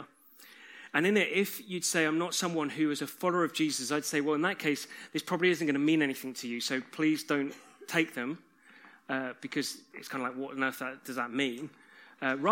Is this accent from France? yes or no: no; United Kingdom; We're British